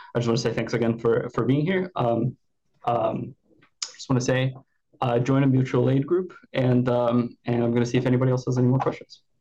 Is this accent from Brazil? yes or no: yes; Brazil; I'm from Brazil.